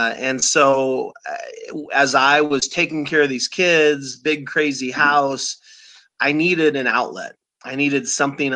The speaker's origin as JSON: {"language": "English", "town": "Omaha", "region": "Nebraska", "country": "United States", "tie": "born or raised there", "said": "I grew up in Omaha, Nebraska, still live there"}